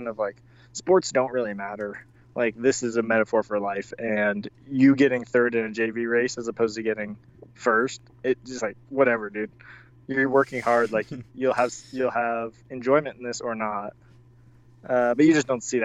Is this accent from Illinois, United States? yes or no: no; Portland, Oregon, United States; now in Bellingham, United States; I grew up a little bit south in Portland, Oregon. Around Oregon most of my life